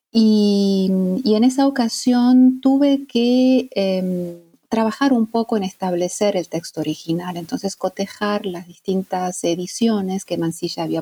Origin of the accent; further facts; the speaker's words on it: Italy; Spanish is a second language; bueno, yo soy mm, italiana